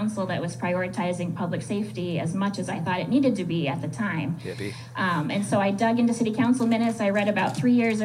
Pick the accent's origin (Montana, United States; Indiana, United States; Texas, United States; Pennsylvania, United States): Montana, United States; Billings; also born or lived in Japan / Australia / Michigan; I grew up in Billings.